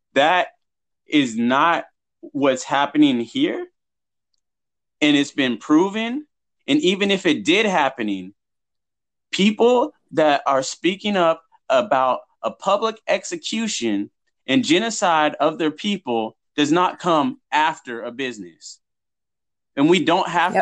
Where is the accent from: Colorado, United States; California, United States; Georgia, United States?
California, United States; Huntington Beach; I grew up in Huntington Beach